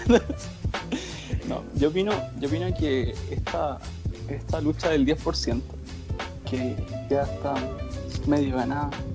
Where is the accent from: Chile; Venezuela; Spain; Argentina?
Chile; Rancagua, O'Higgins; soy de Rancagua